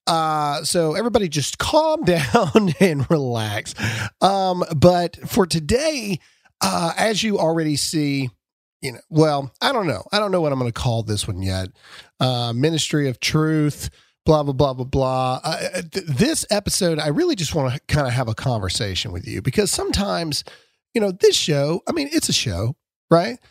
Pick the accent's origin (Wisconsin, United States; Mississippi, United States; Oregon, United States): Mississippi, United States; I'm from Mississippi